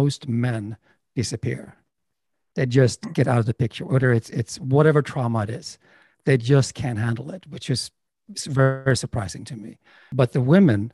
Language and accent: English; Sweden; moved away as an adult; also born or lived in Los Angeles; now in United States; I'm from Sweden, and I was a filmmaker in Sweden and director